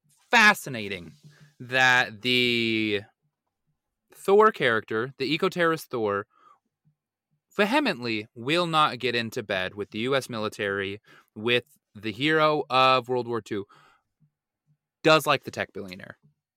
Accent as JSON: {"language": "English", "region": "West Coast", "country": "United States", "said": "I'm from the West Coast."}